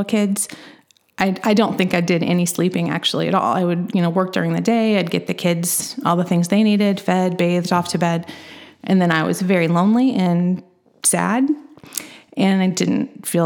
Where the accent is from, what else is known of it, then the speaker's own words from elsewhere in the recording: Edgar County, Illinois, United States; moved away as an adult; now in Champaign County, United States; I grew up in Edgar County, which is just a little bit southeast of Champaign County.